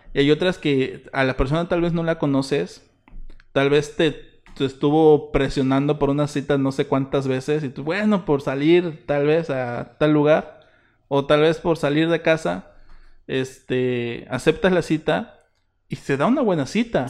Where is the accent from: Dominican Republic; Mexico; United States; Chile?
Mexico; Isthmus of Tehuantepec, Oaxaca; somos del Ixmo